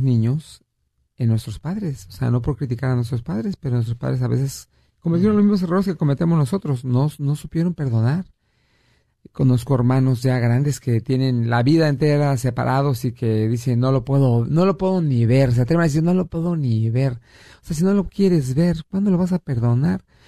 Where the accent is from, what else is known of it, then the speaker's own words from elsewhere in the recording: Mexico; moved away; yo soy de México y tengo familia en México que tengo mucho tiempo que no veo